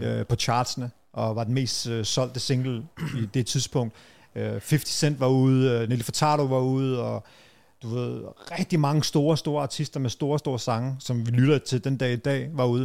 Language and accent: Danish; Brøndby Strand, Capital Region of Denmark, Denmark; jeg voksede op som sådan meget utryg, og Brøndby Strand var jo helt anderledes dengang